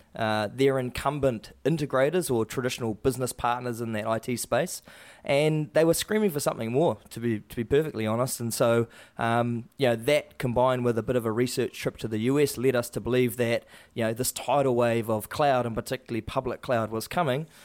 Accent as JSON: {"language": "English", "region": "Waikato", "country": "New Zealand", "tie": "born or raised there", "said": "growing up in the Waikato"}